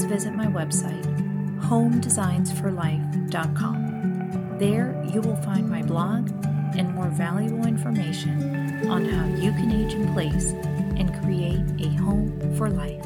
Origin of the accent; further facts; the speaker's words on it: South Florida, United States; we're both from South Florida